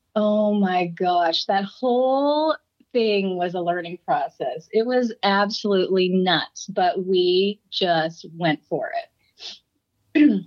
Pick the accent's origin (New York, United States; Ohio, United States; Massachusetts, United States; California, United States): California, United States; Santa Clarita; born or raised there